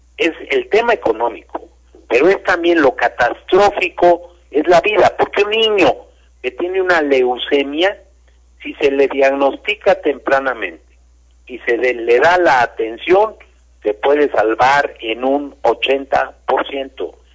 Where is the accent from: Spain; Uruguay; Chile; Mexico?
Mexico; como mexicano